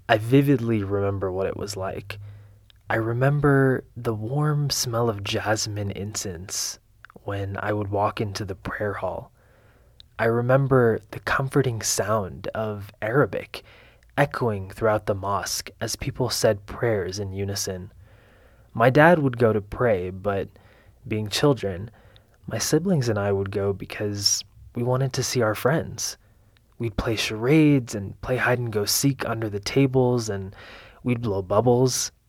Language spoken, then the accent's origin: English; Allentown, Pennsylvania, United States; I was born and raised in Allentown, Pennsylvania. My parents were immigrants, my mother from Lebanon and my father from Syria. I grew up with two siblings, an older sister and a younger brother.